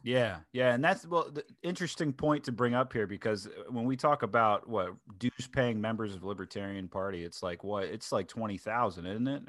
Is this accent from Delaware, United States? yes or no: yes; Delaware, United States; my home state of Delaware